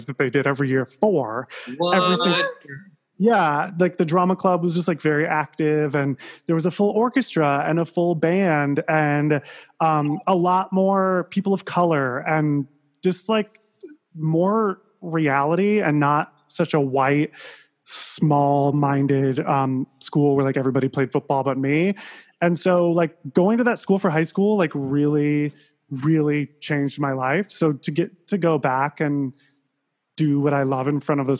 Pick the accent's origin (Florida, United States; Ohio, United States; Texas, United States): Ohio, United States; Sandusky; moved away; I'm from Sandusky, Ohio.